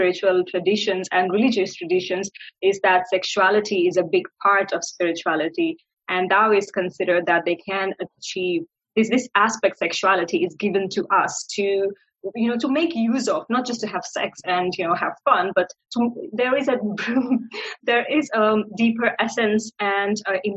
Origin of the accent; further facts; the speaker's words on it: India; moved away as an adult; I am born and raised in India